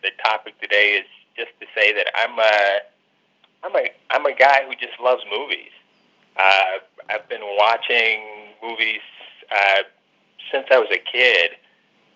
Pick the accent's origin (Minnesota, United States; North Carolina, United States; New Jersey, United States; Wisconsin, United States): North Carolina, United States; moved away as an adult; also born or lived in Philadelphia; now in Cincinnati, United States; I'm originally from North Carolina